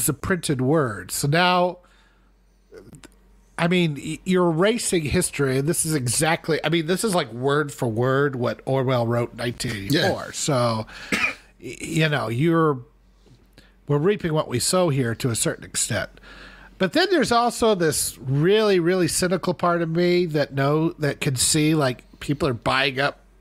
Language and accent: English; United States; I'm talking as an American here.